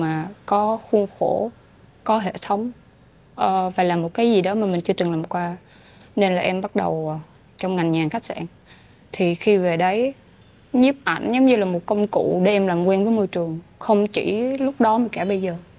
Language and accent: Vietnamese; Phan Rang–Tháp Chàm, Ninh Thuận, Vietnam; moved away as an adult; also born or lived in Ho Chi Minh City; quê hương của mình ừ. với Phan trang Ninh Thuận